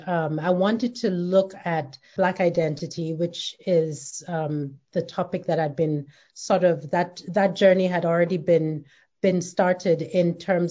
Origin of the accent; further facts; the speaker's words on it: Nigeria; moved away as an adult; now in United States; I grew up in Nigeria